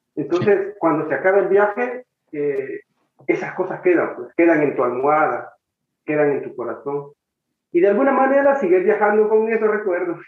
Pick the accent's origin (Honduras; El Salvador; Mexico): El Salvador; moved away; un vuelo de regreso para El Salvador